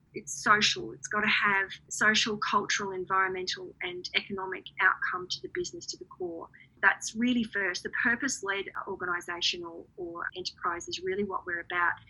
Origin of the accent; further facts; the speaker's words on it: Redland City, Queensland, Australia; in my hometown of Redlands City